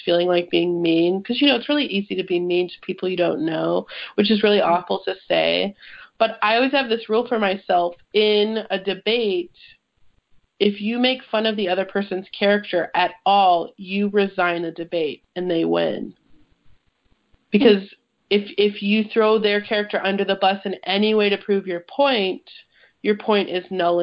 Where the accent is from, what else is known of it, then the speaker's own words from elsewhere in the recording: 2 hours from Ferguson, Missouri, United States; moved away; that was like 2 hours from my hometown